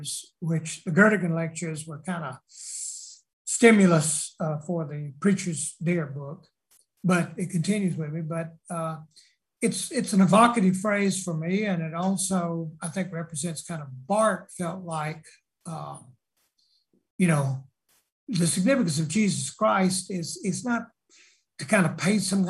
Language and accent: English; South Carolina, United States; I'm from South Carolina